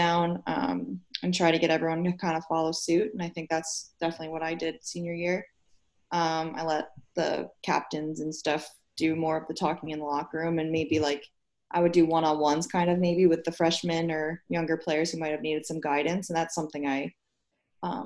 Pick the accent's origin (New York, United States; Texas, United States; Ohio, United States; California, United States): New York, United States; Buffalo; also born or lived in Boston; my hometown team